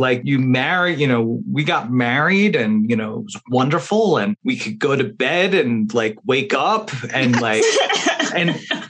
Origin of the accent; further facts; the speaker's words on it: New Jersey, United States; also born or lived in Brooklyn; I was born in Brooklyn. I grew up in New Jersey.